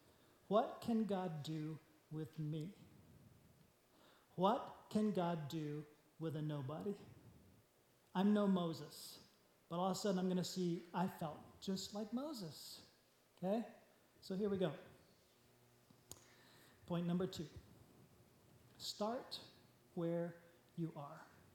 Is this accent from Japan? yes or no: yes; Japan; but I grew up in Japan, I understand exactly what they're saying.